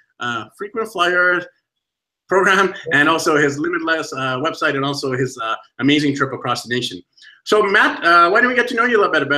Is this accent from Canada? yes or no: yes; Vancouver, British Columbia, Canada; I'm actually from Vancouver, BC, Canada.